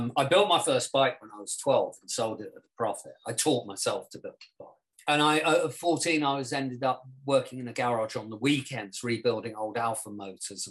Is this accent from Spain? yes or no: yes; Spain; now in London, United Kingdom; I grew up in Spain